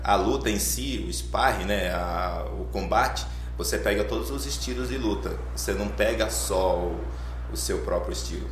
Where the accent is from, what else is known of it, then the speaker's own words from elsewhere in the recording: Arapiraca, Alagoas, Brazil; also born or lived in São José da Laje, Alagoas; now in Itatiba, Brazil; Sou de Alagoas. Sou Alagoas. da cidade de São José da Laje, Alagoas. Criado em Arapiraca, aí mudei para Itatiba